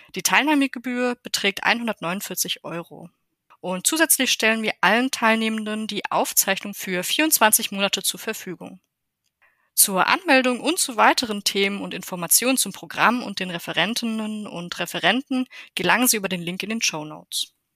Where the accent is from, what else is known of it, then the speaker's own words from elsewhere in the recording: Germany; Bei uns in Deutschland